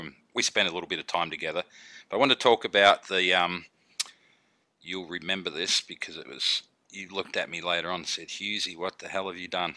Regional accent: Melbourne, Victoria, Australia; moved away; growing up in Melbourne

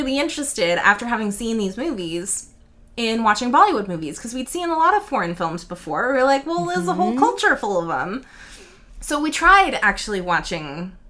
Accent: United States; we are American.

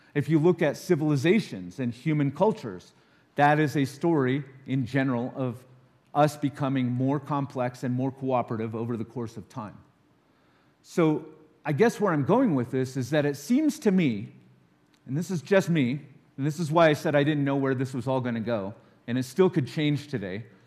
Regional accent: Los Alamos, New Mexico, United States; I grew up in Los Alamos

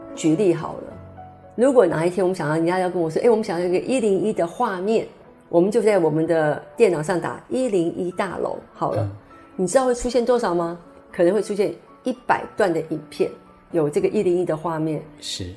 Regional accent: Taiwan; 是我们台湾人的骄傲

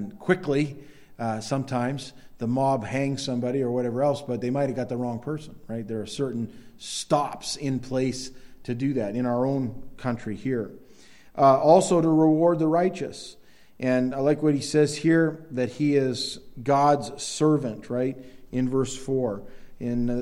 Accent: United States; also born or lived in Maine; It's different as an American Christian

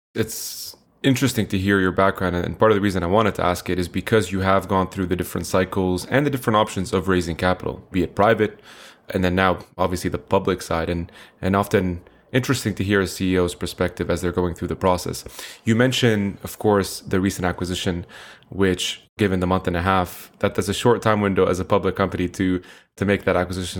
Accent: Canada; also born or lived in Middle East; a Canadian slash Middle Easterner

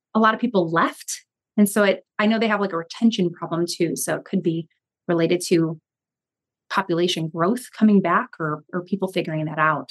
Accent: Chicago, Illinois, United States; in the suburbs, which I was from

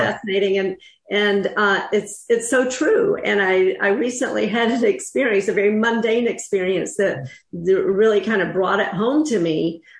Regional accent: North Carolina, United States; I'm from North Carolina

